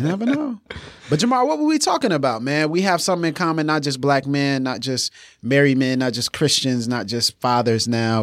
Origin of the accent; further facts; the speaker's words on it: Pensacola, Florida, United States; also born or lived in Virginia; I was born and raised in Pensacola, Florida, on the Panhandle, and then went to college in Virginia, then came back to Pensacola.